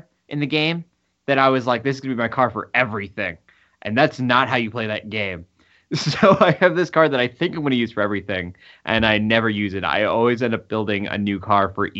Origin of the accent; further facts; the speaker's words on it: United States; I'm American